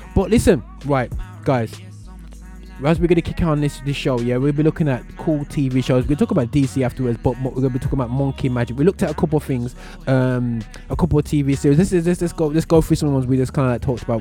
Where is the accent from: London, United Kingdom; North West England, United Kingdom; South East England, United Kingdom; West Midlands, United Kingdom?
West Midlands, United Kingdom; Birmingham; accent: British, urban Birmingham; my British accent, my um, my from urban Birmingham, or my from outer Birmingham